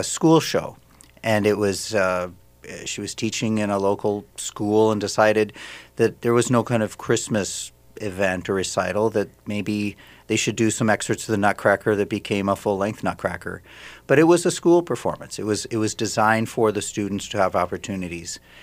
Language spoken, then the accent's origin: English; Saint Paul, Minnesota, United States; moved away as an adult; also born or lived in Germany; I'm originally from Saint Paul, so we moved back where I'm from and where my family was